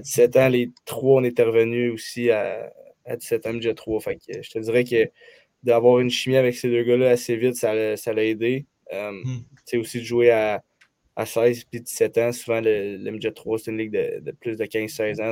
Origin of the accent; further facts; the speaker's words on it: Saint-Eustache, Quebec, Canada; Je viens de Saint-Eustache